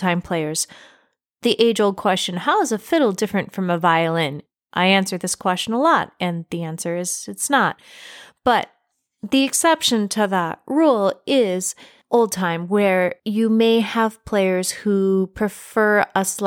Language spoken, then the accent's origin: English; Central New York, United States; now in Maryland, United States; I am from Central New York. I am a Yankee, as I have been called occasionally down here in Maryland